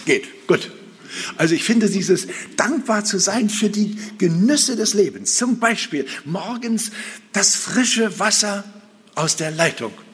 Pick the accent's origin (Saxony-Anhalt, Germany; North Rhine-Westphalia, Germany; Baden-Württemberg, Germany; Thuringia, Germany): Saxony-Anhalt, Germany; Altmark; in meiner Heimat, in der Altmark